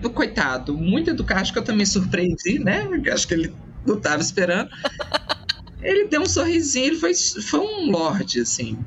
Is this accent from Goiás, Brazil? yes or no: no; Minas Gerais, Brazil; eu sou da França brasileira, que é Minas Gerais